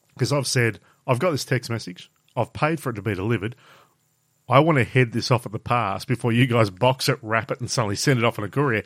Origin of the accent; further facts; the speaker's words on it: Burnie, Tasmania, Australia; I'm from Burnie on the Coast